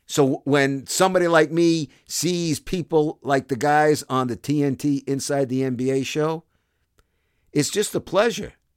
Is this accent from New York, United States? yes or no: yes; New York City, New York, United States; accent: Brooklyn; moved away as an adult; also born or lived in Toronto, Canada; I'm from Brooklyn